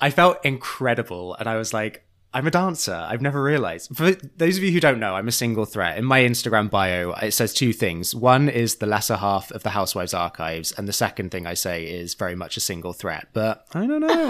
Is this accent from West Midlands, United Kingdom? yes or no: no; Churchtown, North West England, United Kingdom; now in United States; I'm the most famous actor from my hometown of Churchtown